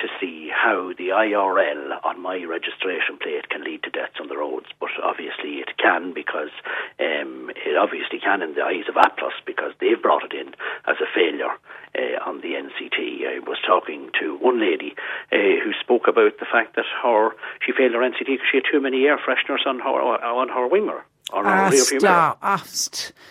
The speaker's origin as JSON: {"language": "English", "region": "County Cavan", "country": "Ireland", "said": "my mother is from County Donegal now, so I'm from Cavan"}